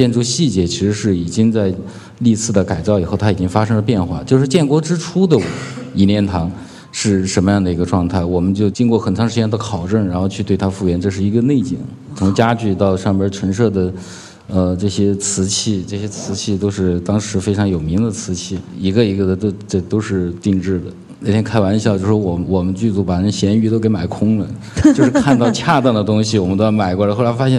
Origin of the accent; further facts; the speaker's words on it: China; 如果说我们中国人自己的风格，其实只要是我们中国人拍的，因为我们的文化传统，因为我们的历史就有我们的独特性